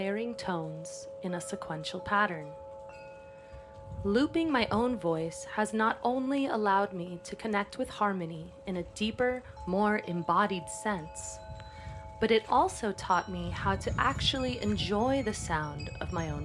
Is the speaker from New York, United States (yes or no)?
no; Los Angeles, California, United States; born and raised in Los Angeles, California